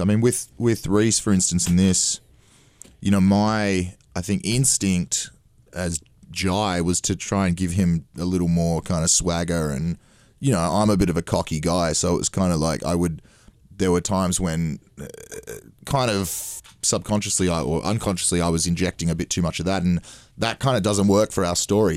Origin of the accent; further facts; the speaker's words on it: Australia; being Australian